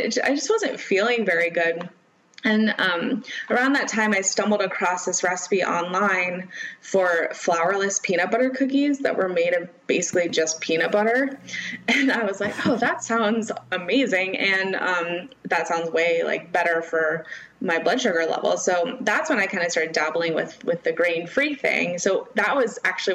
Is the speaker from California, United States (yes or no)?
yes; Bay Area, California, United States; I grew up in the Bay Area